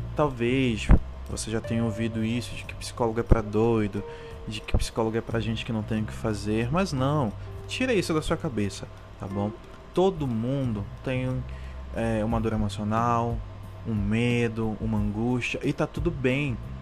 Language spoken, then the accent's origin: Portuguese; Amazonas, Brazil; Eu sou do estado do Amazonas